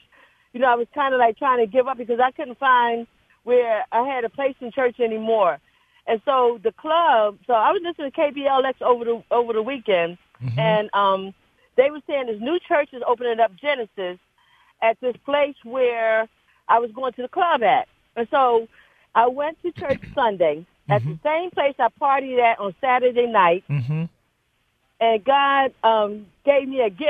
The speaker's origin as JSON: {"language": "English", "town": "San Jose", "region": "California", "country": "United States", "moved": "as an adult", "lives_now": "Oakland, United States", "said": "I live in Oakland, but I'm from San Jose"}